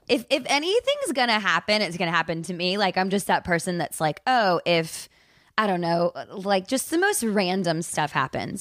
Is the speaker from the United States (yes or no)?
yes; Charlotte, North Carolina, United States; moved away; also born or lived in New York; I'm originally from Charlotte, North Carolina